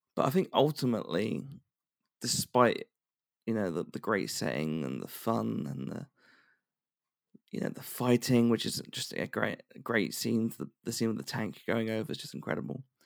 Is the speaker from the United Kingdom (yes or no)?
yes; United Kingdom; being a Brit